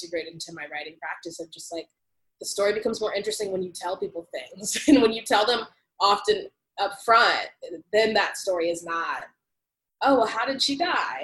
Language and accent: English; United States; experiencing myself as an American